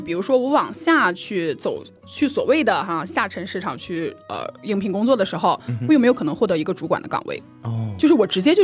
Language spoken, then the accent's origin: Chinese; Jinan, Shandong, China; moved away as an adult; now in Hangzhou, China; 我是在我们的家乡济南